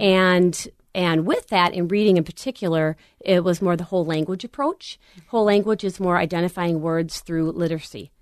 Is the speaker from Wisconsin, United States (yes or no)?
no; Little Canada, Minnesota, United States; also born or lived in White Bear Lake, Minnesota; I grew up in Little Canada